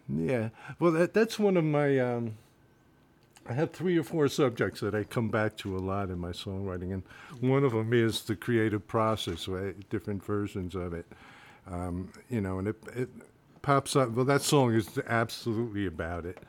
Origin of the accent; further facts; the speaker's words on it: Rahway, New Jersey, United States; moved away as an adult; also born or lived in Bayonne, New Jersey; I'm originally from New Jersey, born in Bayonne, and uh, lived in Rahway, New Jersey most of my life